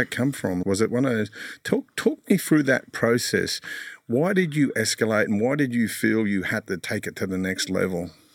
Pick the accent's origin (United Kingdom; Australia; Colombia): Australia; Sydney, New South Wales; I grew up in Mount Druitt